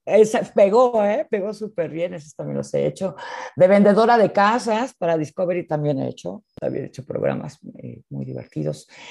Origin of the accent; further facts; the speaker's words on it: Mexico; nuestro español, el español que de México es un español natural, sin acento, neutro